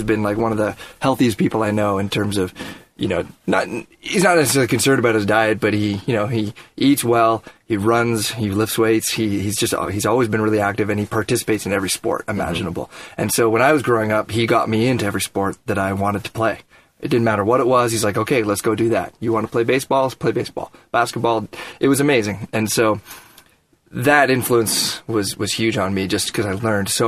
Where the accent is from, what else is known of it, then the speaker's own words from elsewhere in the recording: just north of Toronto, Ontario, Canada; I grew up just north of Toronto.